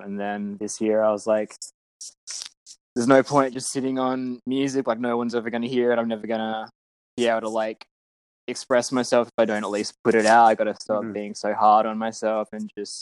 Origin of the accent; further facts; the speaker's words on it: Perth, Western Australia, Australia; I'm from Perth in Western Australia